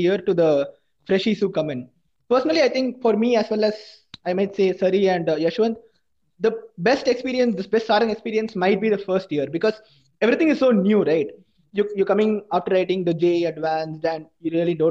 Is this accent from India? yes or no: yes; Chennai, Tamil Nadu, India; I'm from Chennai, so I don't know Hindi.